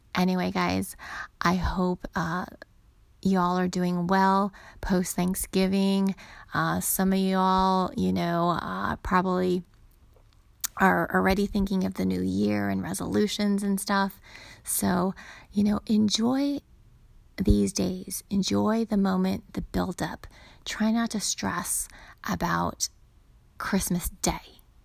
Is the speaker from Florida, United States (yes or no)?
no; California, United States; now in Arizona, United States; I grew up in California, so, and we live in Arizona